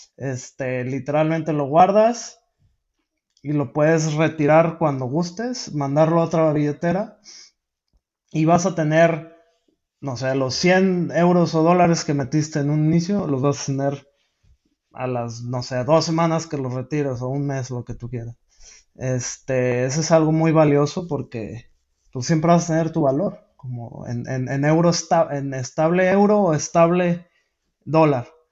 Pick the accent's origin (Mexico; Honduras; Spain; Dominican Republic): Mexico; yo soy de México